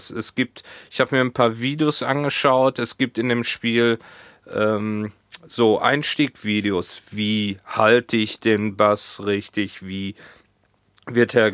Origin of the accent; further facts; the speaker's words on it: Hohenlimburg, North Rhine-Westphalia, Germany; now in Hamburg, Germany; hier in Hamburg gibt's nichts dergleichen ähm, wie diese Pommesbude aus Hohenlimburg.